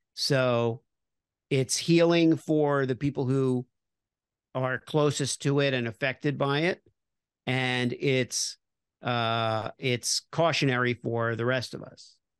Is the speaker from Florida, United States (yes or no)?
yes; Miami Beach, Florida, United States; I grew up in Miami Beach